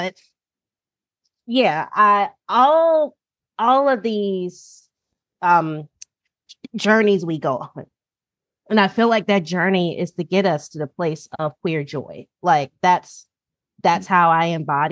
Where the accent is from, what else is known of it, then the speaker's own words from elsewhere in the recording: North Carolina, United States; moved away as an adult; also born or lived in Kansas City / Baltimore; now in Washington, DC, United States; I'm originally from North Carolina, which is probably what y'all can hear and tell. So yes, I'm originally from North Carolina